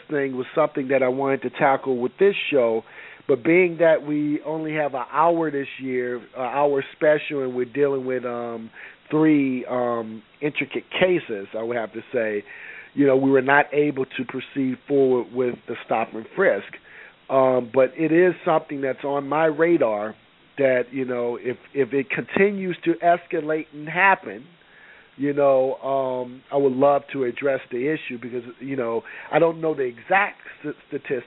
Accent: Deep South, United States; moved away; I'm from the Deep South.

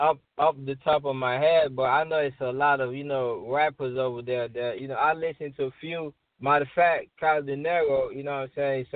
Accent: Sierra Leone; moved away; I came from West Africa, Sierra Leone

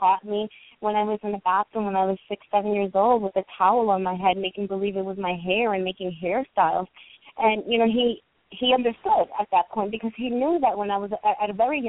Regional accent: New York City, New York, United States; I was born and raised in New York City.

